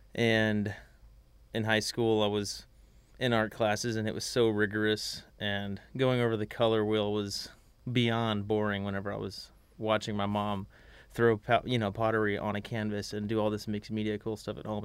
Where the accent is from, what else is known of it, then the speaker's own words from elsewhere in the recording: Magnolia, Texas, United States; I'm from Magnolia, Texas